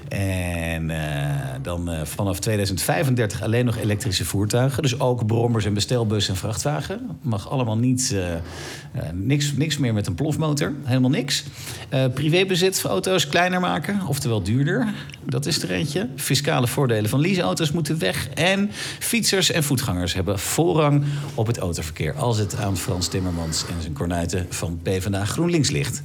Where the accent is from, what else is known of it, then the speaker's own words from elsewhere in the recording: Netherlands; als Nederlanders